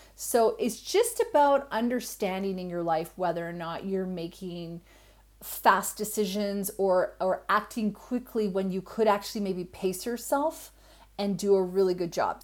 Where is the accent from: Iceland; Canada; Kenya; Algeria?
Canada; moved away as an adult; now in Australia; I'm Canadian, I live in Australia